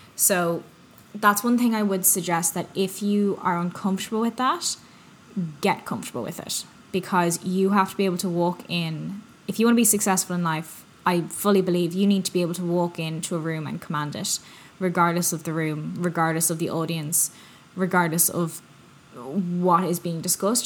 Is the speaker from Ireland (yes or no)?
yes; Ireland; now in North America; I'm from Ireland.